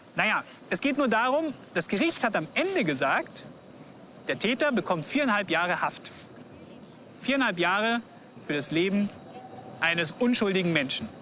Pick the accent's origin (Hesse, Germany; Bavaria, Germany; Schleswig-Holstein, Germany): Bavaria, Germany; Augsburg; Wir sind hier mitten in der Innenstadt von Augsburg, meiner Heimatstadt